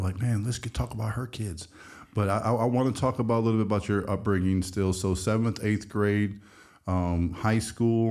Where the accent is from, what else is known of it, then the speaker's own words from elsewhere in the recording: Midwest, United States; growing up in the Midwest